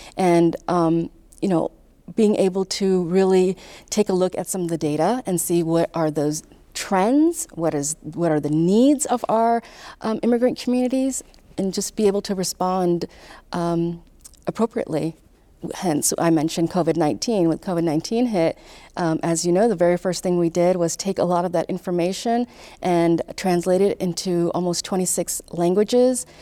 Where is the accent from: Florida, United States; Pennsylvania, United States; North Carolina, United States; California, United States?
California, United States; Irvine; moved away as an adult; also born or lived in Pakistan; now in Louisville, United States; My family migrated to Southern California, grew up in Southern California